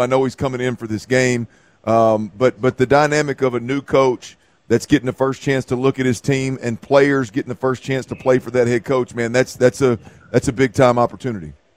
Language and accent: English; Baytown, Texas, United States; I'm born and raised in Baytown, Texas